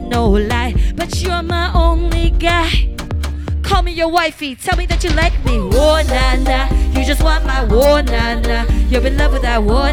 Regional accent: Vancouver, British Columbia, Canada; moved away as an adult; also born or lived in Los Angeles; now in Singapore; I was born in Singapore, raised in Vancouver, worked

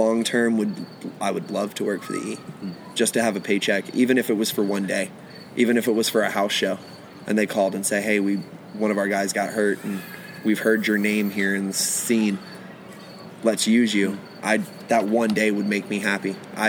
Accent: Richmond, Virginia, United States; moved away; ROH, which is my hometown. It's in Virginia. It's okay. based out of Richmond, Virginia.

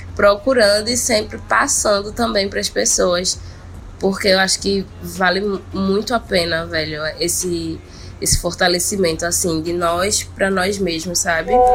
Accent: Olinda, Pernambuco, Brazil; sou de Olinda, Pernambuco

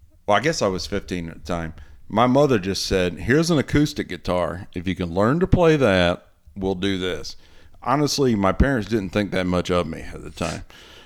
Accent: Greenville, North Carolina, United States; moved away as an adult; also born or lived in Kansas City / Charlotte; my hometown, Greenville, North Carolina

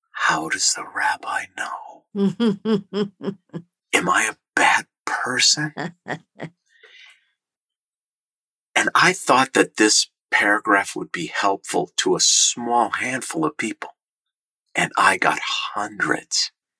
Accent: Minnesota, United States; I grew up in Minnesota. We swim in lakes in Minnesota

